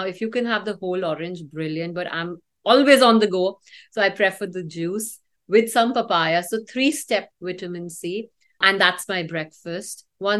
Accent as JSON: {"language": "English", "region": "North India", "country": "India", "said": "Although I am from North India, so North India believes in the opposite. We are wheat eaters"}